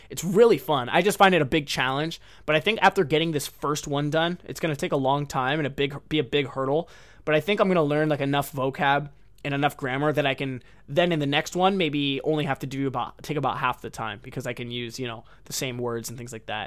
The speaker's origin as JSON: {"language": "English", "country": "United States", "moved": "yes", "lives_now": "Japan"}